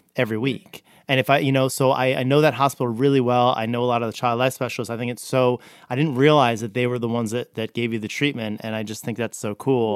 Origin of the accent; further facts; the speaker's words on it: New Jersey, United States; I grew up in Jersey